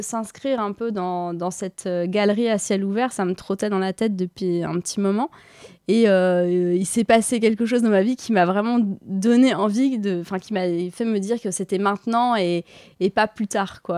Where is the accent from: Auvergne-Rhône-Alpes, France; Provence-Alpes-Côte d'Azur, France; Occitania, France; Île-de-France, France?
Île-de-France, France; Paris; j'ai grandi à Paris euh, ces dernières années